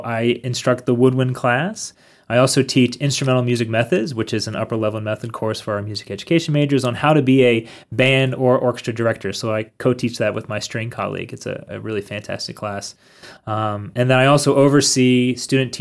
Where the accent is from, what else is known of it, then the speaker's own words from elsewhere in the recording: Harrisburg, Pennsylvania, United States; moved away as an adult; also born or lived in Minneapolis, Minnesota; now in Berea, United States; I'm from Harrisburg, Pennsylvania.